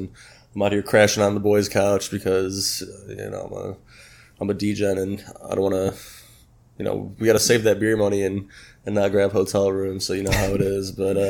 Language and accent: English; Chicago, Illinois, United States; moved away as an adult; now in Miami, United States; I moved out to Miami about 4 months ago just for the wintertime. I'm from Chicago